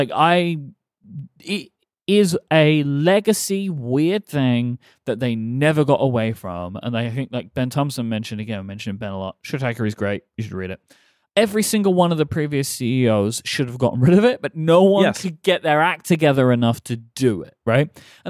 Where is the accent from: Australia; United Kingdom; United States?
United Kingdom; England; as an English person.